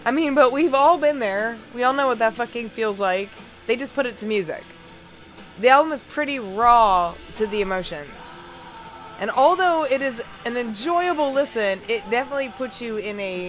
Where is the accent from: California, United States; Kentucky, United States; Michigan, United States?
Kentucky, United States; Louisville; here in my hometown of Louisville, Kentucky